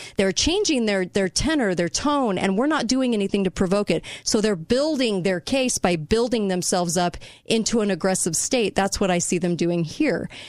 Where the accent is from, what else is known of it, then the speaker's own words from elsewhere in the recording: United States; I'm an American